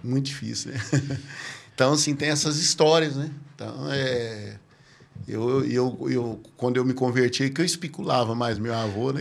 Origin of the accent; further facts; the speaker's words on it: Patrocínio Paulista, São Paulo, Brazil; eu sou natural de Patrocínio Paulista, né? É a cidade ali do lado de Franca, né? Patrocínio Paulista. Nascido lá